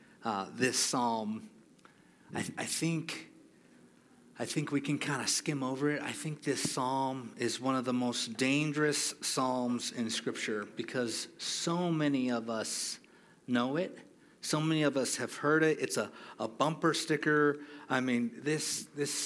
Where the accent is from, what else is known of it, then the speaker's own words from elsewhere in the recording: Hawaii, United States; moved away; I grew up born and raised in Hawaii